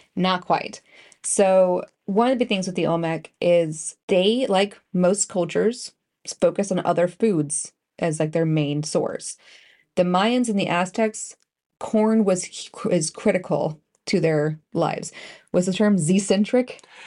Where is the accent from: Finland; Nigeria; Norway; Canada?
Canada; being Canadian ish